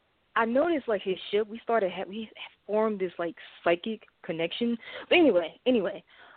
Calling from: St. Louis, Missouri, United States; I'm calling from St. Louis, Missouri.

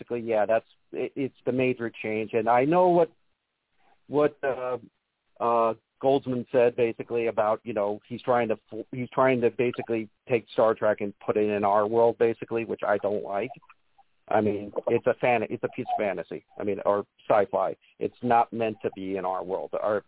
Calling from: Las Vegas, Nevada, United States; from good old Las Vegas.

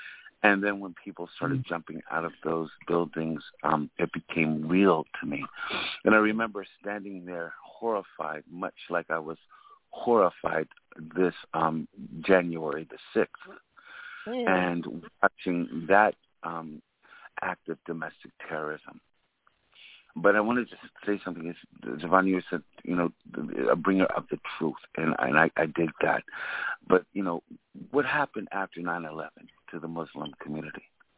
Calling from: New York City, New York, United States; I'm calling from Brooklyn, New York.

